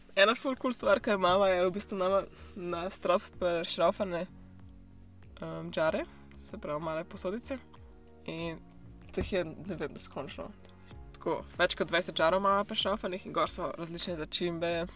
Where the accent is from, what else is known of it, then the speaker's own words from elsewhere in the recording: Slovenia; moved away as an adult; now in New Zealand; odkar sem šla iz Slovenije